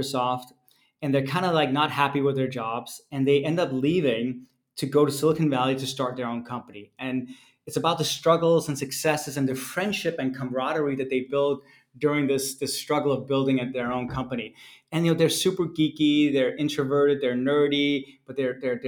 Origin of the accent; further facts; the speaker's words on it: Denmark; moved away; I was born and raised in Denmark